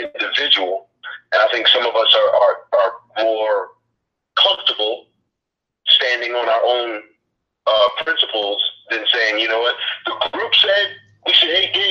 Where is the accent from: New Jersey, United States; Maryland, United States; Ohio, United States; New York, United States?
New York, United States; New York City; I grew up in New York City